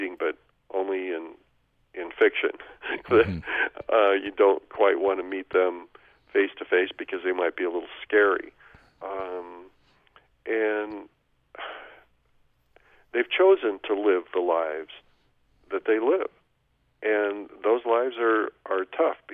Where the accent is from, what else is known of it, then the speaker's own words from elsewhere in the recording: Oregon, United States; Oregon, my home state